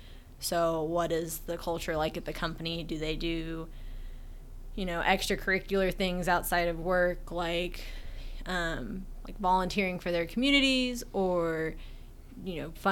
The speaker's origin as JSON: {"language": "English", "region": "Florida", "country": "United States", "also_born_or_lived": "Alaska", "said": "I'm originally from Florida. I was born in Alaska, though, on a military base."}